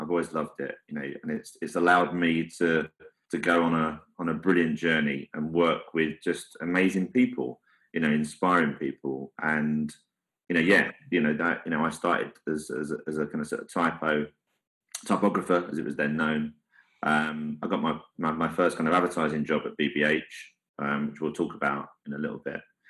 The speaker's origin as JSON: {"language": "English", "region": "London", "country": "United Kingdom", "tie": "born or raised there", "said": "I come from the East End. My dad was a prisoner of war for the whole duration"}